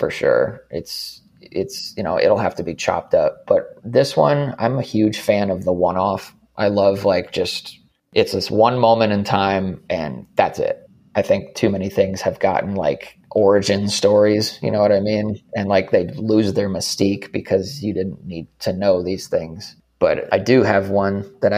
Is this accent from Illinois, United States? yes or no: no; Arizona, United States; I'm from Arizona